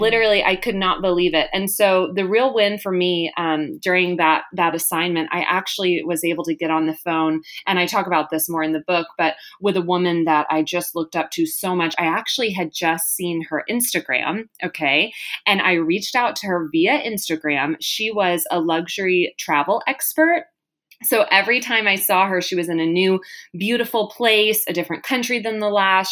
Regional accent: Texas, United States; moved away as an adult; also born or lived in Malibu area, California; now in California, United States; We're originally from Texas

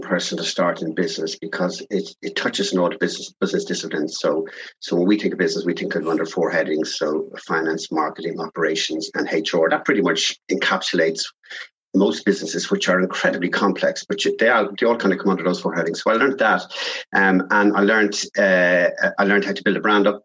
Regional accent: Dublin, Leinster, Ireland; I grew up in South Dublin

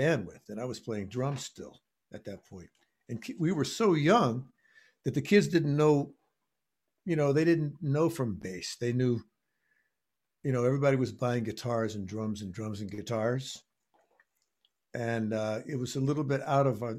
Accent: Texas, United States; moved away; also born or lived in Miami; I was growing up in Texas

